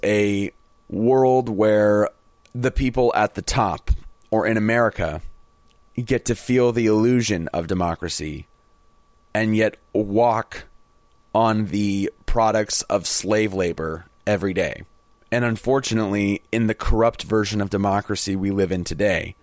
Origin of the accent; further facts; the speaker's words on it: United States; as an American